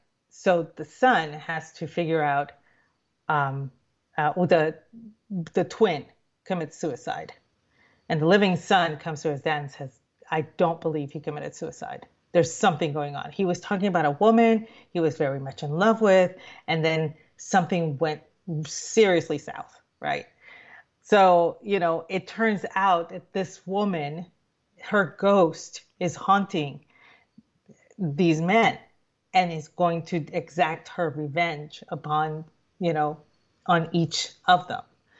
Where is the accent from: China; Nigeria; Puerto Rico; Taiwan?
Puerto Rico; growing up in Puerto Rico, the movies that they showed on, you know, the UHF, you know, which was what we would get in the boonies